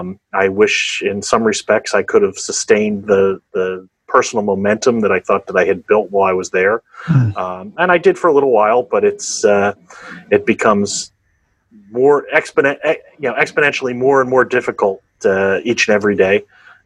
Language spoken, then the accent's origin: English; Philadelphia, Pennsylvania, United States; I'm from Pennsylvania, Philadelphia area.